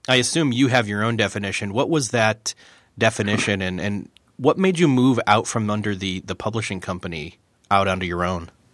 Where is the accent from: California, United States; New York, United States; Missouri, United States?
New York, United States; accent: flat, un-American, bland accent from America; moved away; I grew up in New York, state of New York